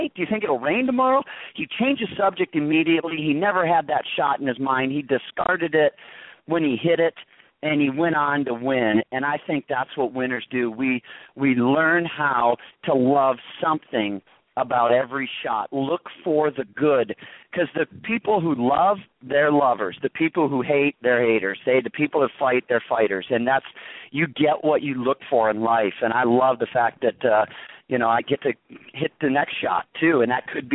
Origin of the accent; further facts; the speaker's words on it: Michigan, United States; now in La Quinta, United States; I'm from Michigan originally